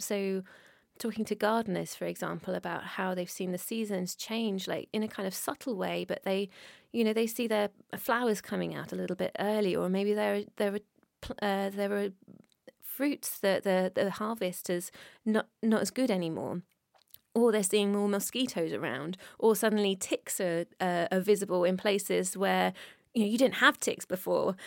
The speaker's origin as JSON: {"language": "English", "country": "United Kingdom", "said": "I'm British"}